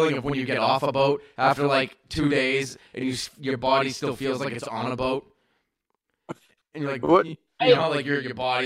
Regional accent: Massachusetts, United States; I'm from fucking New England. I'm from Massachusetts.

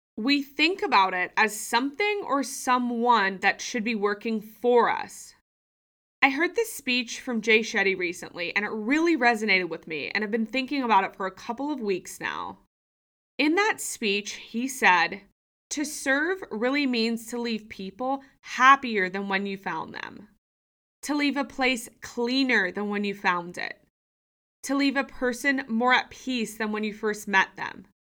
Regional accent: Sydney, New South Wales, Australia; moved away as an adult; also born or lived in United States; I've moved home from the U S back to my hometown of Sydney, Australia

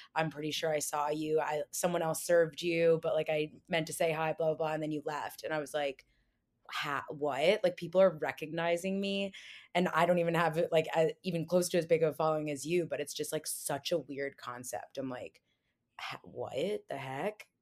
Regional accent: New Jersey, United States; now in New York City, United States; I'm from New Jersey, but I'm currently living in New York City.

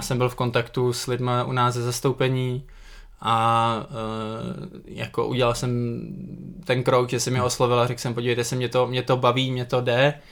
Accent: Czechia; my jako Češi

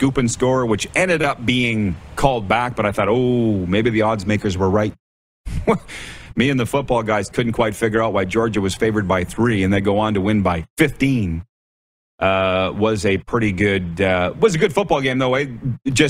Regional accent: Milestone, Saskatchewan, Canada; my hometown of Milestone, Saskatchewan

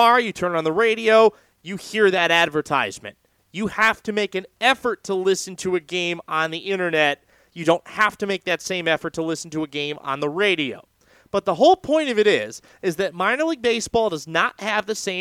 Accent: California, United States; my home state

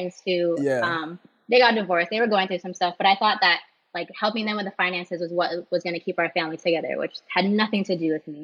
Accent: San Diego, California, United States; moved away as an adult; I'm born and raised in San Diego. And up until 2 years ago, that's where I just always was.

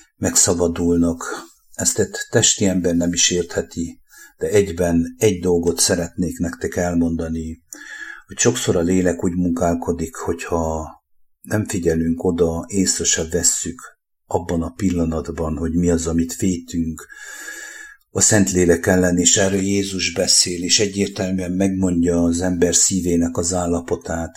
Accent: Székely Land, Romania; now in Hungary

